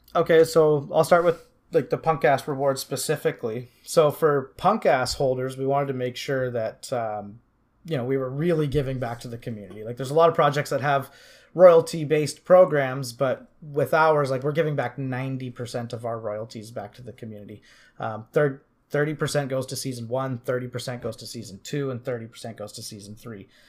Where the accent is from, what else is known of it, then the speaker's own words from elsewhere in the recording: Canada; also born or lived in Vancouver Island, British Columbia; I'm from Canada. I live on Vancouver Island, just outside of Victoria